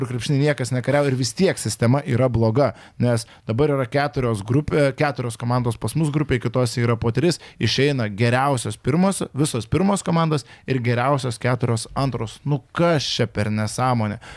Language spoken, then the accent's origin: Lithuanian; Kaunas, Kaunas County, Lithuania; O man kaip kauniečiai